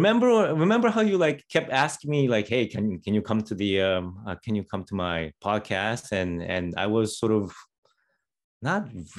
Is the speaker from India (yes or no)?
no; Canada; I'm Canadian.